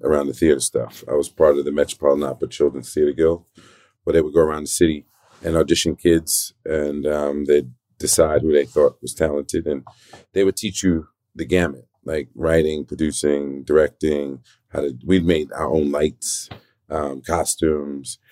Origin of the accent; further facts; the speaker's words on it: New York City, New York, United States; also born or lived in South Bronx; I was born in the South Bronx, raised in Spanish Harlem